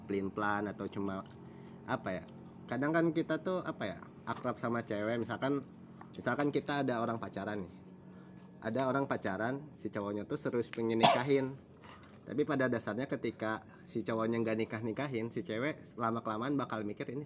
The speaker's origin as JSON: {"language": "Indonesian", "town": "Bogor", "region": "West Java", "country": "Indonesia", "said": "Saya dari Bogor."}